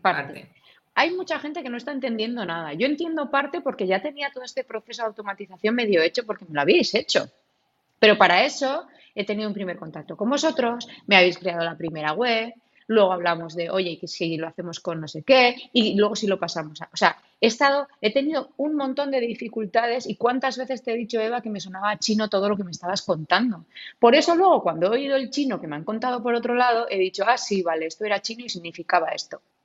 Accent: Gipuzkoa, Basque Country, Spain; en mi pueblo, como para no verlo eh, a nivel guipuzcoano y como para no verlo a nivel del País Vasco, que ya sabemos cómo somos todos

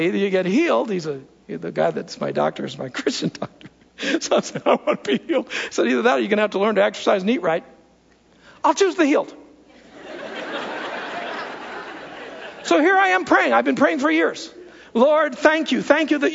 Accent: United States; as Americans

